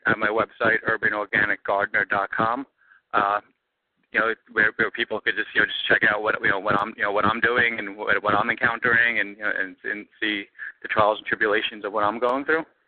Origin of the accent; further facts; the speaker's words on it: New York City, New York, United States; moved away as an adult; now in Los Angeles, United States; I'm originally from Brooklyn. Canarsie is the neighborhood that I was mm-hmm. born and that I was born and raised in, and Brooklyn is where I'm from